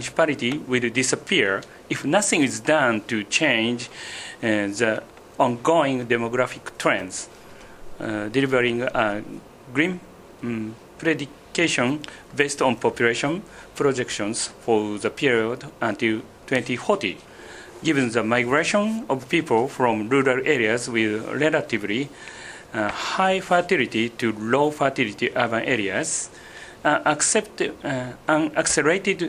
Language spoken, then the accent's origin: English; Matsue, Shimane, Japan; I'm from Japan, Matsue City, Shimane Prefecture.